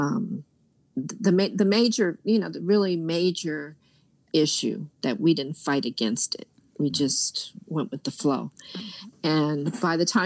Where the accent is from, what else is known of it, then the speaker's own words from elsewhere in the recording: New York, United States; New York is my hometown